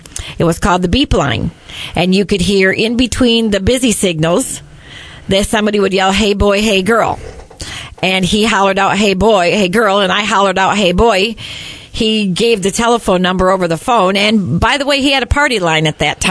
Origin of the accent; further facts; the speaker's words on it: Napoleon, Michigan, United States; also born or lived in Jackson, Michigan; I grew up in the Napoleon area, went there from kindergarten through seventh grade, and my parents moved into this house on Springport Road when I was going into the eighth grade